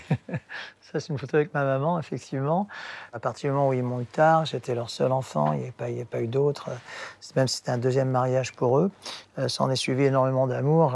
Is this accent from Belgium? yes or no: no; France; first language English; French is a second language; Je, suis né en France, mais de père américain, de maman néerlandaise